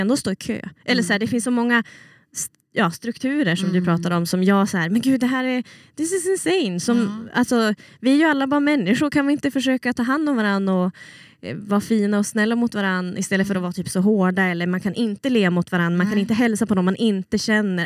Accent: Umeå, Västerbotten County, Sweden; moved away as an adult; also born or lived in Melbourne, Australia; jag kommer ju från Umeå och jag är uppväxt i Sverige

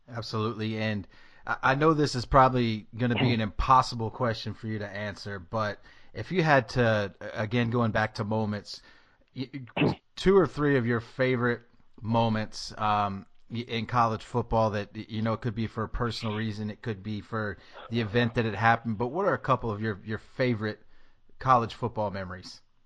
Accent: Tennessee, United States; moved away; I'm from Tennessee

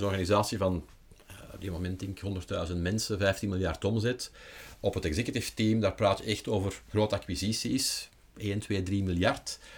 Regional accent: Leuven area, Flanders, Belgium; ik kom uit het Leuvense.

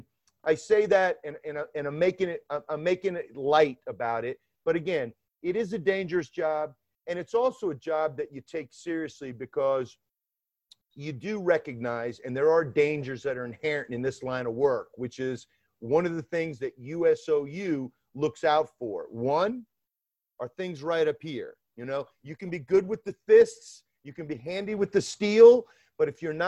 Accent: Decatur, Georgia, United States; now in New York, United States; You'd never know that I grew up in Atlanta, Georgia, actually in Decatur, Georgia, which is on the east side of Atlanta.

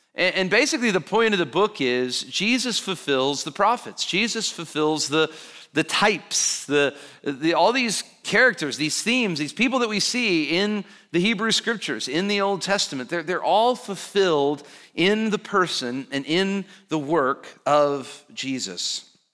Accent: Alabama, United States; I grew up in Alabama

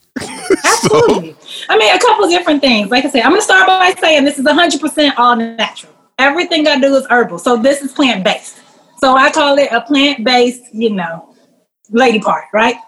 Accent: Chicago, Illinois, United States; Born and raised though, Chicago, born and raised

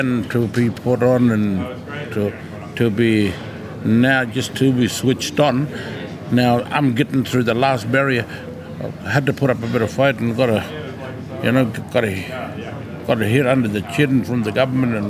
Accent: Tennant Creek, Northern Territory, Australia; I'm from Tennant Creek, from the Barkly.

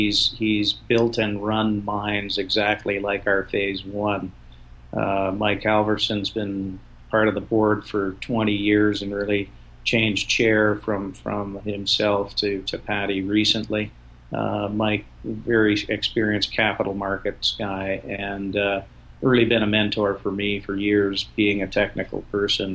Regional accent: Ottawa, Ontario, Canada; I grew up in Ottawa.

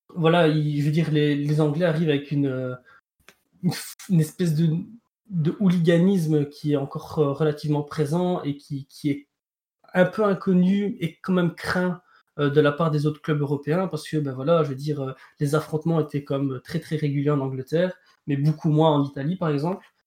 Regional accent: Belgium; en tant que Belge

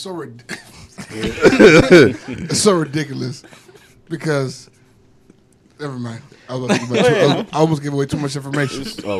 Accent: Miami, Florida, United States; I'm from Florida. I don't know. I'm from Florida.

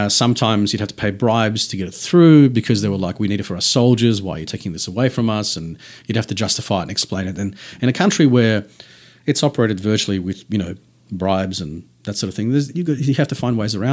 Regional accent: Tasmania, Australia; it's like saying this guy's from New South and we're from Tassie.

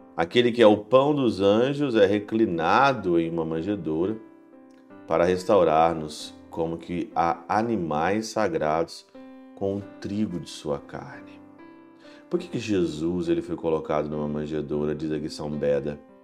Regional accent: Ouro Branco, Brazil; desde quando eu era criança em Ouro Branco

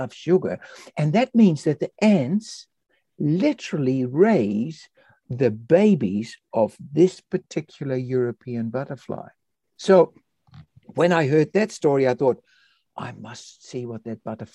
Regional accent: Netherlands; also born or lived in Indonesia; now in Christchurch, New Zealand; I was born in Indonesia and I was raised in Holland, in the Netherlands

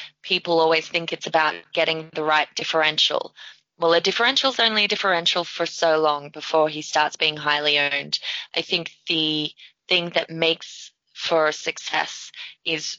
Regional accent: Australia; I'm Australian.

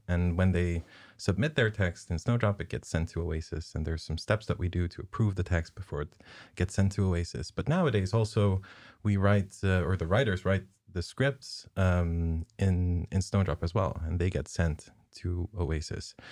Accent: southern Netherlands, Netherlands; moved away; I'm basically from the, the Skåne of, of Holland

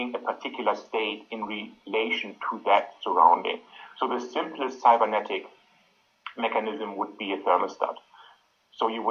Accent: Australia; I'm from Australia

